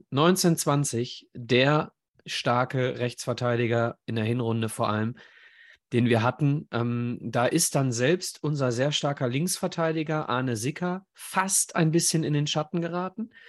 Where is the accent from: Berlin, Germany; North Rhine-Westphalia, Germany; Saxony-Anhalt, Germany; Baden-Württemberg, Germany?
North Rhine-Westphalia, Germany; Schermbeck; bei mir war es ein bisschen anders, weil ich äh, in Wesel sozialisiert war, in Schermbeck, dementsprechend bei mir der MSV äh, quasi durch die Adern fließt.